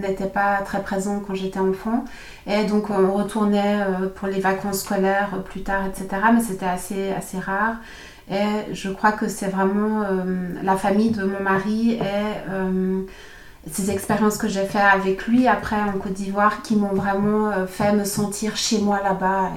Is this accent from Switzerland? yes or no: yes; Switzerland; also born or lived in Germany; j'ai grandi ici en Suisse, mais avec ses racines vraiment allemandes.